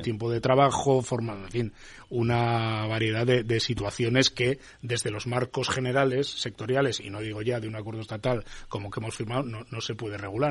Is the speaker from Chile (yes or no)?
no; Basque Country, Spain; Yo vengo de Euskadi